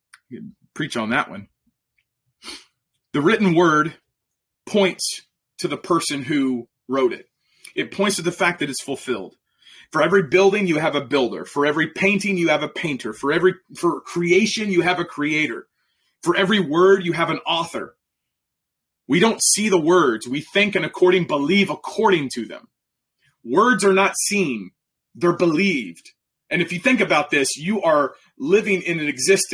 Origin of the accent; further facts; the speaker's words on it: Oklahoma, United States; I'm from Oklahoma